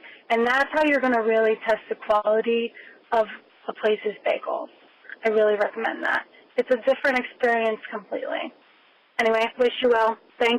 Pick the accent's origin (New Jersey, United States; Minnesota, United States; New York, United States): New Jersey, United States; Somerset County; I'm from Somerset County. I wanted to lend a Jewish perspective